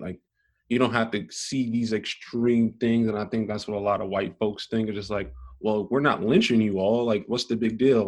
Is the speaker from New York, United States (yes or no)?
yes; New York City, New York, United States; I'm from Brooklyn, New York, born and raised.